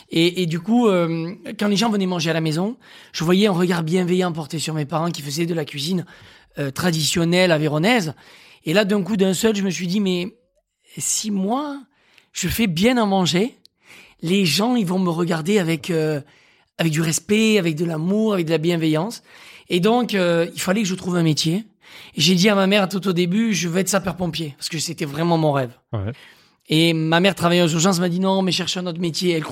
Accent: Occitania, France; je viens de l'Aveyron

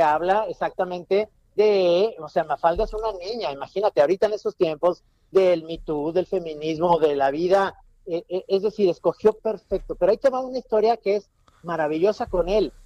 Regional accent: Guadalajara, Jalisco, Mexico; soy tapatío

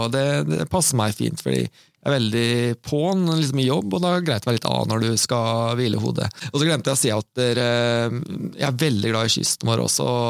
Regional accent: Sarpsborg, Østfold, Norway; siden jeg er sarping

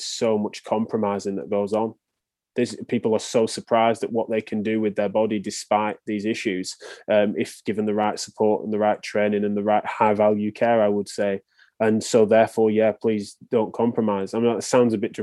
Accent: England, United Kingdom; accent: English

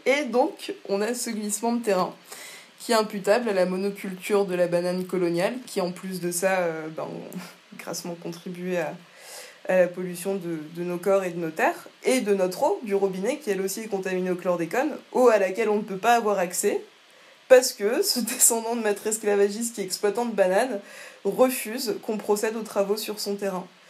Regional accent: Martinique; chez nous à Sainte-Thérèse

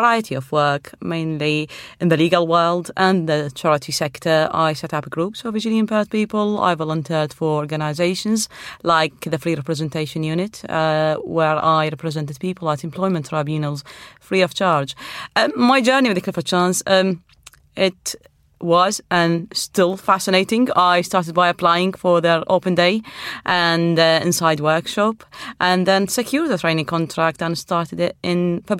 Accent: Iraq; now in United Kingdom; Well, I am originally from Iraq, and I have a law degree in Arabic.

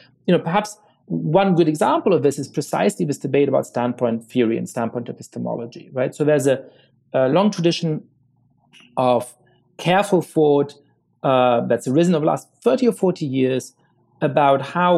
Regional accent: New York City, New York, United States; as a black man growing up in New York City, a lot of the times you would experience stop and frisk tactics

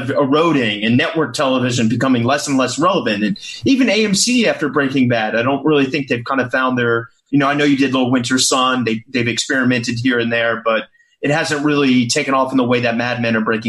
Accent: Richmond, Virginia, United States; I'm from Richmond, Virginia, and so is Vince Gilligan.

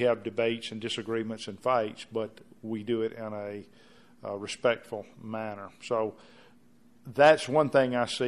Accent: Clinton, Mississippi, United States; my hometown of Clinton

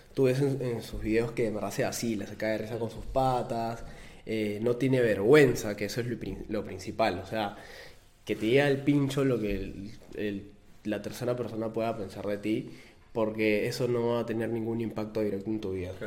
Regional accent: Peru; nosotros somos peruanos

